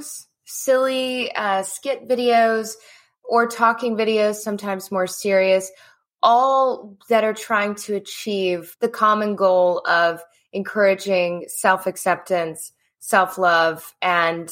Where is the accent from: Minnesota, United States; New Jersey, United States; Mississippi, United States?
Mississippi, United States; I grew up in Mississippi